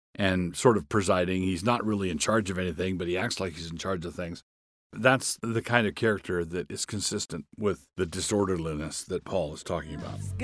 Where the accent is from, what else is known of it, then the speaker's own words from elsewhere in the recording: Annapolis, Maryland, United States; moved away; also born or lived in Far West; I grew up in Annapolis, Maryland.